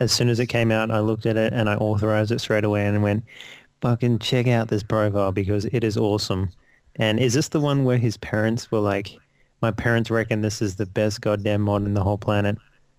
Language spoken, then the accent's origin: English; Australia; I'm not a Kiwi, I'm an Aussie.